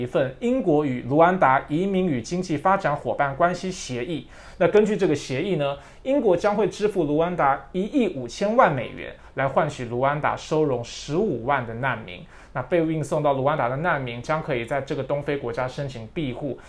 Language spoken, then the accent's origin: Chinese; Taiwan; 我小时候在教会长大，你知道天主教，我必须说，在台湾的天主教